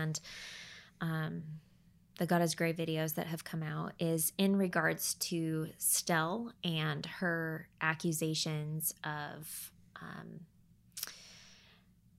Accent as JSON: {"language": "English", "town": "Portland", "region": "Oregon", "country": "United States", "tie": "born or raised there", "also_born_or_lived": "Happy Valley, Oregon / Damascus, Oregon", "lives_now": "Central Oregon, United States", "said": "I grew up in Portland."}